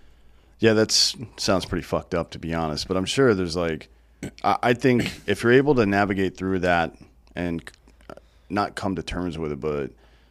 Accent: Southeast, United States; Well, I grew up in the Pentecostal church in the Southeast, which is pretty similar, I guess.

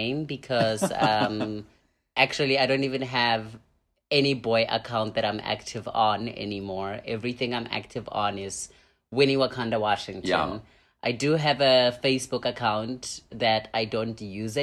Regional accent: Pretoria, Gauteng, South Africa; also born or lived in Thailand; now in Hanoi, Vietnam; I'm from South Africa. I grew up there. I was born in a township called Attridgeville.

